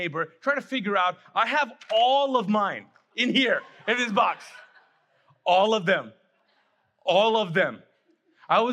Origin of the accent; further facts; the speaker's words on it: Kuwait; now in United States; I grew up in Kuwait, was born and raised there